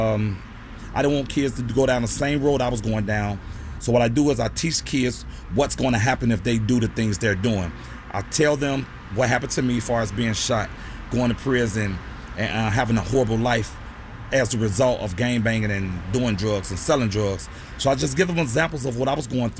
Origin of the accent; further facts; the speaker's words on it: Chicago, Illinois, United States; I grew up near Northside, Cabrini Green area